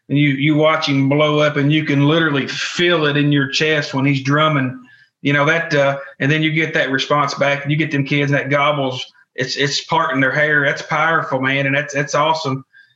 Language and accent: English; Kentucky, United States; I'm from Kentucky